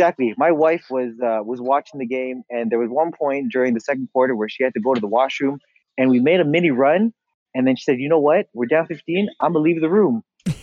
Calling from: Akron, Ohio, United States; I am calling you from Akron, Ohio.

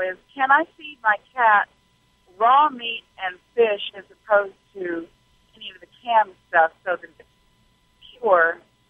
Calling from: Arkansas, United States; In Arkansas right now. I'm a truck driver.

